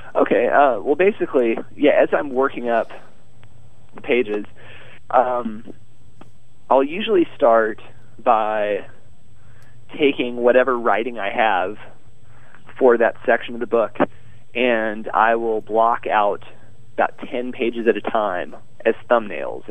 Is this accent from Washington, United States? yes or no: no; Arkansas, United States; moved away as an adult; Arkansas, my home state